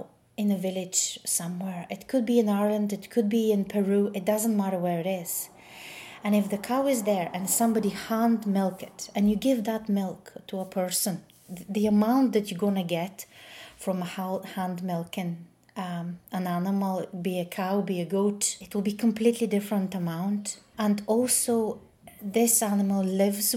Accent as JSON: {"language": "English", "country": "Bulgaria", "tie": "born or raised there", "moved": "yes", "said": "I grew up in Bulgaria"}